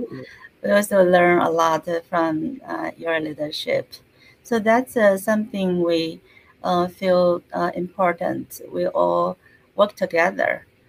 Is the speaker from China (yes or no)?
yes; China; moved away as an adult; now in United States; originally, I was born in China. So mm-hmm. I spent almost half of my life in China and half of my life in US